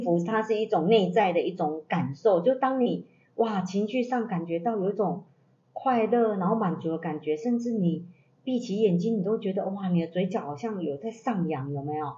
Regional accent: southern Taiwan, Taiwan; 我们是来自南台湾的

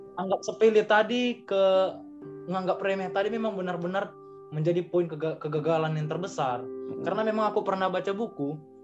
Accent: Medan, North Sumatra, Indonesia; aku dari Medan

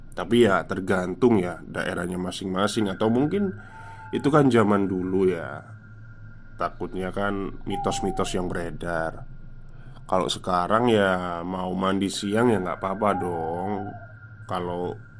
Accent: Java, Indonesia

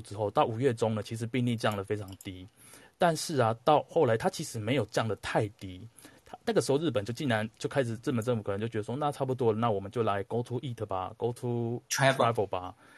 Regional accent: Taiwan; moved away; 唯一两个都是来自台湾的哈， 我是来自台湾人， 它是来来自台湾的九层塔

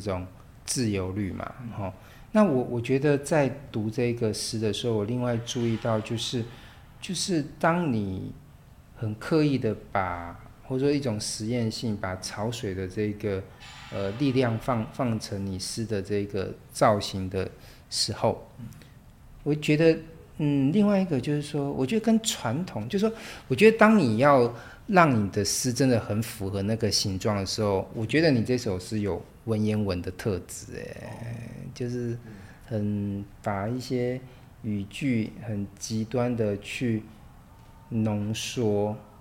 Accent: Taiwan; 我们台湾人

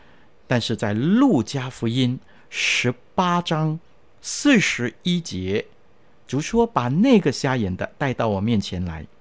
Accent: China; 我们中国人呢就不同了，我们捧起双手，然后说恭喜恭喜啊，别来无恙啊。

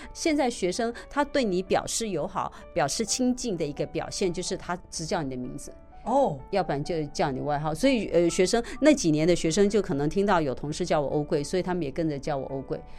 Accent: Taiwan; 我们台湾人

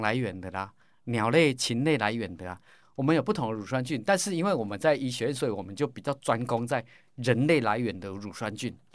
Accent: Caotun, Nantou County, Taiwan; 我每天从我们草屯拿来通车到彰化，还要去上课

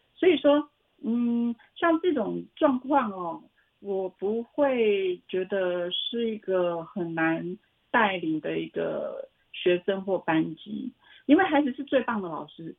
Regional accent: Xincheng, Hualien County, Taiwan; moved away as an adult; 我是来自花莲曼波语的故乡新城

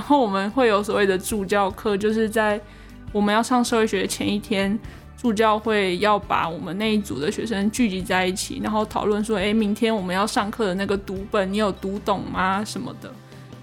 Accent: Hualien, Hualien County, Taiwan; moved away as an adult; now in Kaohsiung, Taiwan; 其实我自己算是东部人，那，呃，我是花莲人，所以其实相较于北部，其实我在花莲的时候是随处都可以看见山的

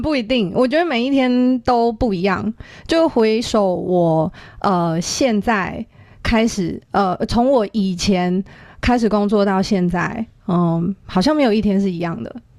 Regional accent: Taiwan; 我自己真的是就是土生土长的台湾土鸡

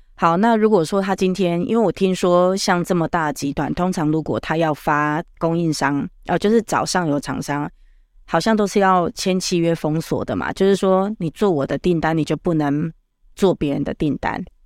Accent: Tainan, Taiwan; 我台南人，所以台语会出来

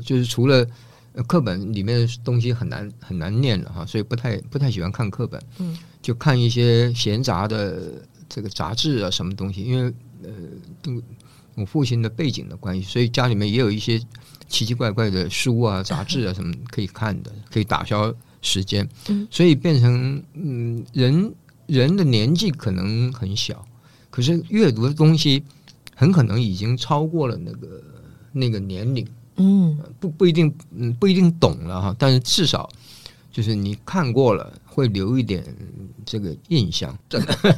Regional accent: Taiwan; also born or lived in Northeast China; 我是东北人。嗯。那我，我们家到了台湾以后，这个变成台湾人。嗯。可是生活上，就是我白天去学校的时候，我跟同学在一起，我是台湾人。嗯。回家，我就变成东北人。嗯。所以，呃，我们在家里面，我们主食是面食

